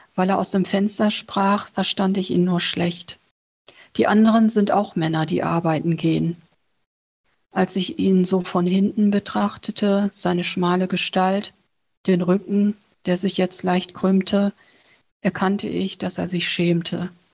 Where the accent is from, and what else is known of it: Germany; born or raised there; also born or lived in Vietnam